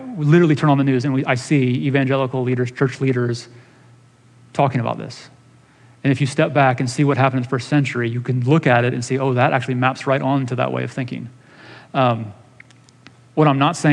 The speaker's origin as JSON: {"language": "English", "country": "United States", "said": "We as American Christians"}